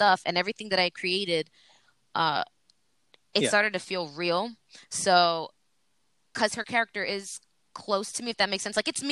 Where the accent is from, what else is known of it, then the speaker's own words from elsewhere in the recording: New York, United States; accent: New York; I'm from New York and I have an accent